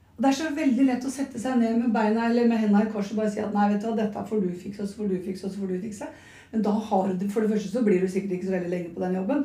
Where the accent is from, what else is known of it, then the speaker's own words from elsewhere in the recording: Nøtterøy, Vestfold, Norway; Jeg er fra Nøtterøy